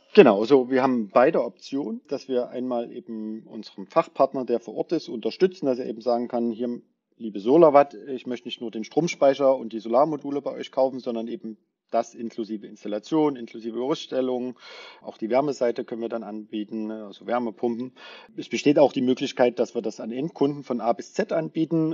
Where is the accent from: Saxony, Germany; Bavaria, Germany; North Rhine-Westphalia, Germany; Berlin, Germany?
Saxony, Germany; near Dresden; Ich bin bei Dresden aufgewachsen in einer Handwerkerfamilie.